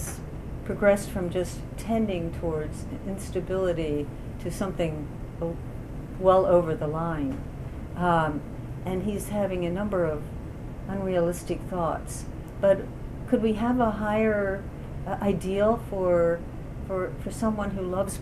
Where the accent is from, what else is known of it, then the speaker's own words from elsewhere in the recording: Baltimore, Maryland, United States; moved away; also born or lived in West Virginia; I grew up in Baltimore, a city that's more than half black